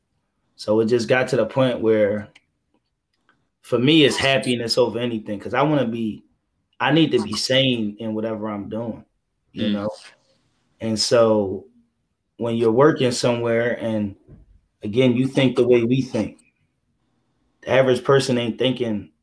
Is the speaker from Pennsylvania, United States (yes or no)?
yes; Philadelphia, Pennsylvania, United States; I'm from Philadelphia